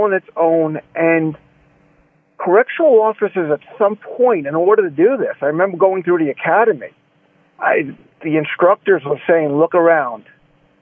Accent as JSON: {"language": "English", "town": "New York City", "region": "New York", "country": "United States", "tie": "born or raised there", "said": "as a kid growing up in New York."}